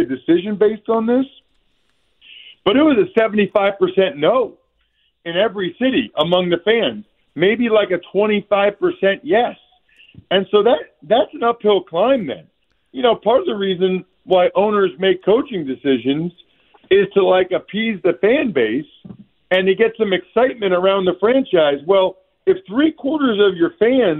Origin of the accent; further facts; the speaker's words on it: Reading, Pennsylvania, United States; I'm an Eastern Pennsylvania guy. I'm from Redding